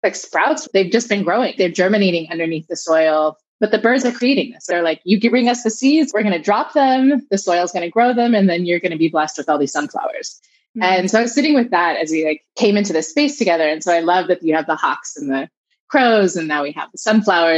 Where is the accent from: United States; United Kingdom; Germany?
United States; Southern California; I was raised here in California, in Southern California